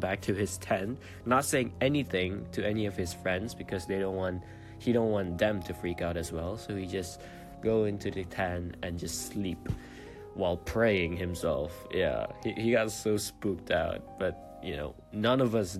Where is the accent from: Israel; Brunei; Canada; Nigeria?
Brunei; I come from Brunei.